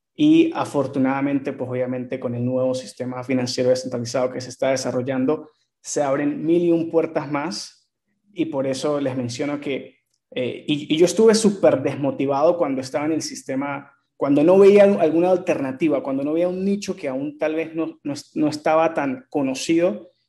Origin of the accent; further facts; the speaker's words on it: Venezuela; mi país Venezuela